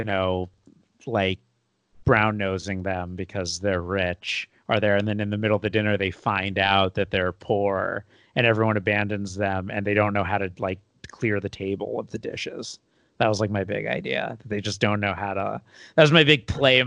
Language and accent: English; United States; also born or lived in California; being an American